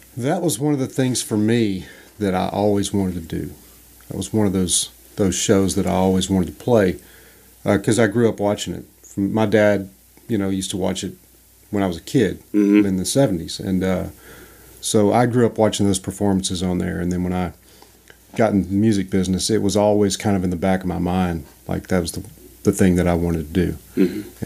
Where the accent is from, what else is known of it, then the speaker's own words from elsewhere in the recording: Louisiana, United States; I grew up in Louisiana